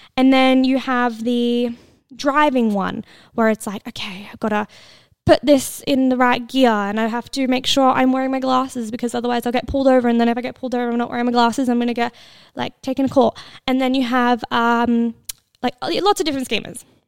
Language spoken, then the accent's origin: English; Australia; I'm Australian.